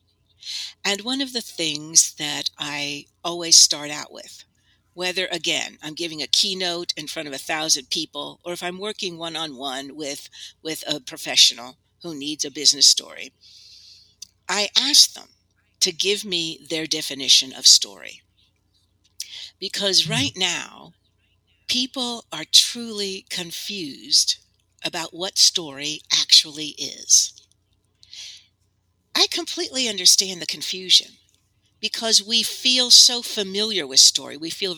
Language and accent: English; Italy; Well, I had a wonderful childhood. I grew up in Italy. And that is where I got interested in storytelling.